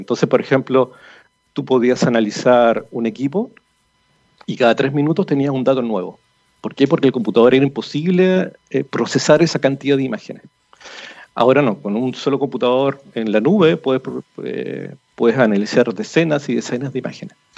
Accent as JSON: {"language": "Spanish", "town": "Rancagua", "region": "O'Higgins", "country": "Chile", "tie": "born or raised there", "said": "yo soy de Rancagua y mi papá trabajó toda su vida en el Teniente"}